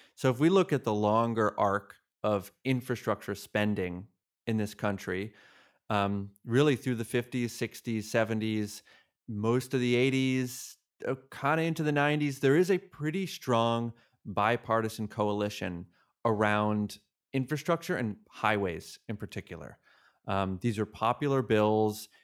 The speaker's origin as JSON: {"language": "English", "region": "Massachusetts", "country": "United States", "tie": "born or raised there", "said": "I grew up in Massachusetts"}